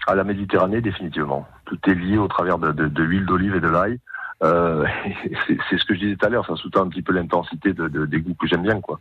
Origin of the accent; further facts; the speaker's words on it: Corneilla-la-Rivière, Occitania, France; now in Shanghai, China; je suis originaire de Cornillat de la Rivière, beau petit village à côté de Pézières de la Rivière.